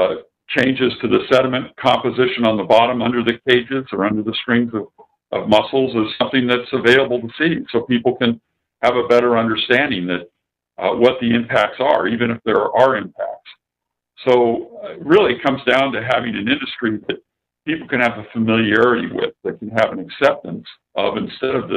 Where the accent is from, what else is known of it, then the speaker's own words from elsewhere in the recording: San Diego, California, United States; I grew up in San Diego